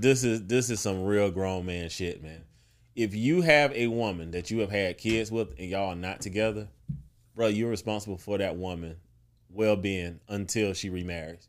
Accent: South Carolina, United States; born or raised there

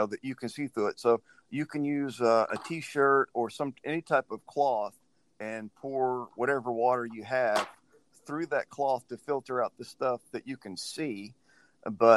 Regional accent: Louisiana, United States; I grew up in Louisiana

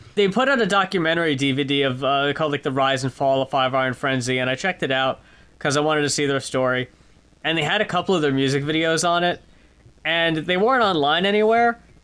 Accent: United States; moved away; I grew up in New York, uh, in New Jersey

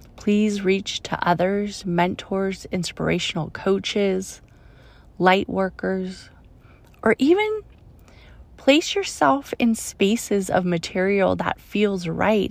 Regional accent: Oakland, California, United States; I grew up in Oakland

